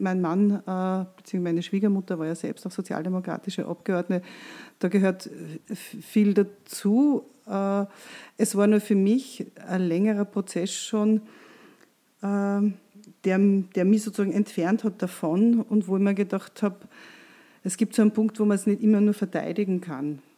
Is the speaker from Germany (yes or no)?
no; Austria; bei uns in Österreich